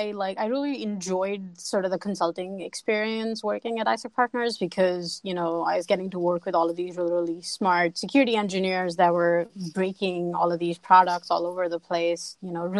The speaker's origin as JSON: {"language": "English", "country": "India", "moved": "as an adult", "lives_now": "Pittsburgh, United States", "said": "that's kind of how I moved to here from India and didn't really like look back since then"}